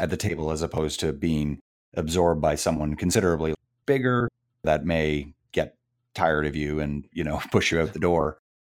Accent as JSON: {"language": "English", "country": "Canada", "said": "I'm from Canada"}